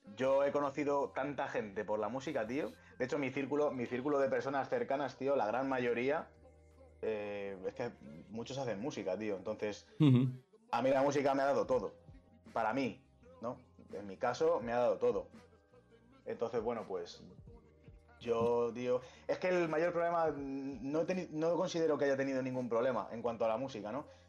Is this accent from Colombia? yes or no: no; Pinto, Community of Madrid, Spain; Yo soy de Pinto